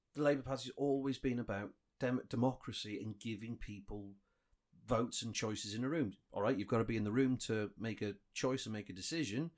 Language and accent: English; Wales, United Kingdom; we've enjoyed in Wales, like free prescriptions and, you know, our education system